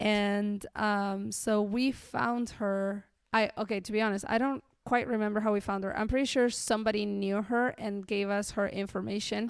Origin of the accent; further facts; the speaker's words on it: Colonia Segovia, Mendoza, Argentina; moved away as an adult; also born or lived in Peru; now in Kentucky, United States; I grew up in a very, very, very remote town called Colonia Segovia